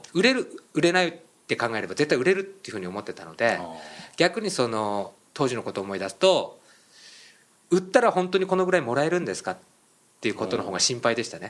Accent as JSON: {"language": "Japanese", "region": "Miyagi", "country": "Japan", "tie": "born or raised there", "said": "僕、宮城県出身で"}